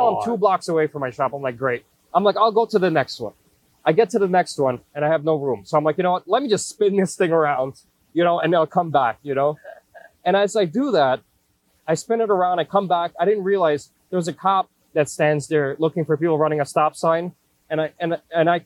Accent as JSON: {"language": "English", "town": "New York City", "region": "New York", "country": "United States", "tie": "born or raised there", "said": "I grew up in Brooklyn"}